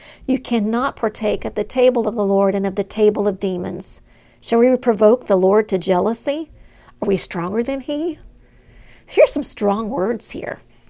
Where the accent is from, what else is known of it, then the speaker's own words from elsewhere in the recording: Southern United States, United States; I grew up in Southern part of the United States, an independent, fundamental, Bible-believing South